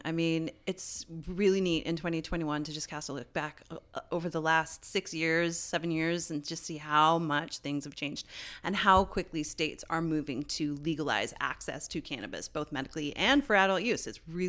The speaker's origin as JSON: {"language": "English", "town": "St. John's", "region": "Newfoundland and Labrador", "country": "Canada", "tie": "born or raised there"}